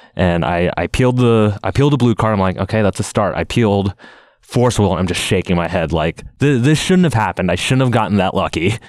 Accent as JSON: {"language": "English", "town": "Seattle", "region": "Washington", "country": "United States", "tie": "born or raised there", "said": "I live in Seattle, Washington, and I won a Grand Prix in my hometown of Seattle"}